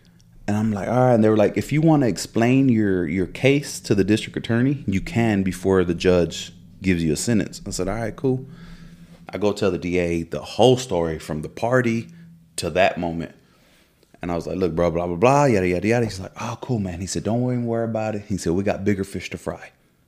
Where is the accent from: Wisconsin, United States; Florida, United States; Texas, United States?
Texas, United States; I was like, bro, I don't even live here. I said, I'm from Texas and yada.